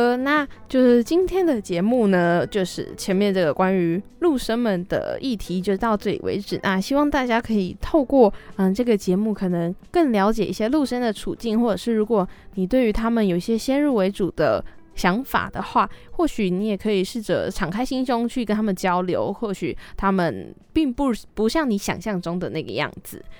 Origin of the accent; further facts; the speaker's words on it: southern Taiwan, Taiwan; 可能也因为我是南部人，就会觉得在北部有一种身处异地的感觉